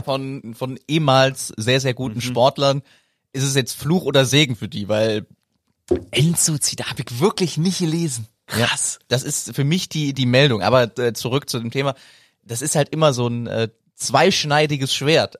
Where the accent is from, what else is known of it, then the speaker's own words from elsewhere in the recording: Cologne, North Rhine-Westphalia, Germany; moved away; aus meiner Heimat und von meinen Leuten